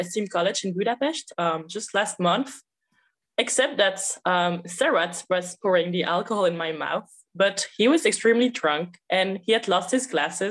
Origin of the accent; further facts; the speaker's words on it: Belgium; I come from Belgium